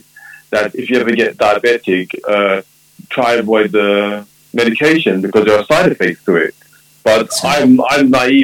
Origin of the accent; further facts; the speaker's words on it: London, United Kingdom; I was born in London, UK, of Jamaican parents.